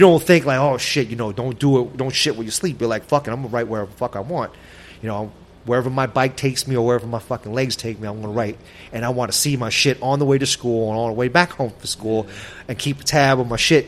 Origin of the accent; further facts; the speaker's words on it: New York City, New York, United States; also born or lived in Brooklyn, New York; I lived in Brooklyn for a couple years as a child, and then my parents, you know, found a, a, nice spot in Queens, and, and we all we, we moved out there, and I was I was raised in Queens.